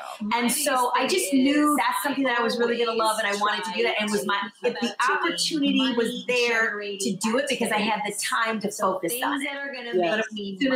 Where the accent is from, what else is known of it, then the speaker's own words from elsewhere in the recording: Michigan, United States; also born or lived in Los Angeles, United States; now in New York, United States; I'm originally from Michigan and I lived in LA for 17 years